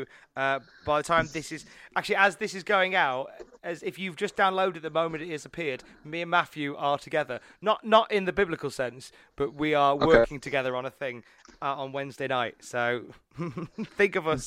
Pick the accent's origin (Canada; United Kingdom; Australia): United Kingdom; Birmingham / Worcester, West Midlands; as a kind of Brummy cum Worcester folk, West Midlands versus East Midlands is a favourite rivalry of mine